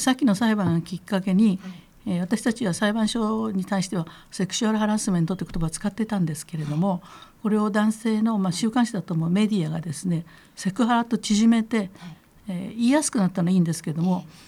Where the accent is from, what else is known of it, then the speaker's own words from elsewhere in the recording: Kitakyushu, Fukuoka, Japan; moved away; 私が実際に育ったところはですね、はい、えー、すぐ近くに炭 鉱がありましたもう今ありませんけどね。で炭鉱があったしそれからえー、若松というところの町